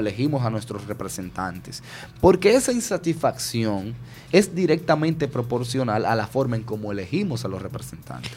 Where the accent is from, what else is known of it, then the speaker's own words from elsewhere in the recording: Dominican Republic; somos los dominicanos y dominicanas